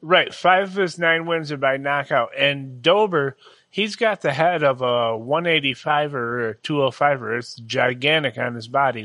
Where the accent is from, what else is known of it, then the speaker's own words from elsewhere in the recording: United States; in America we do wrestling